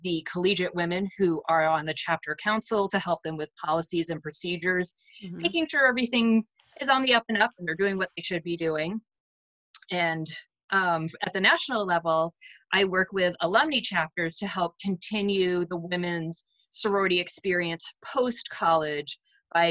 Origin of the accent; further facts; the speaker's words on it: Chelmsford, Massachusetts, United States; now in Stratford, United States; I grew up in Chelmsford, Massachusetts